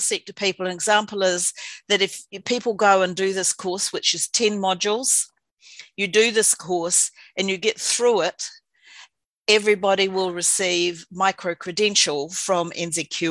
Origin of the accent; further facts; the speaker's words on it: Invercargill, Southland, New Zealand; moved away as an adult; also born or lived in Dunedin; now in Wellington, New Zealand; I moved to Wellington from Invercargill, from Waihopai, where I was born and bred.